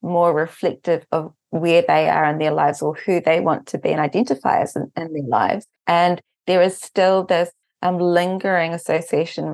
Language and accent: English; Auckland, New Zealand; moved away as an adult; also born or lived in Korea; now in Japan; in Auckland, New Zealand, where I'm actually from New Zealand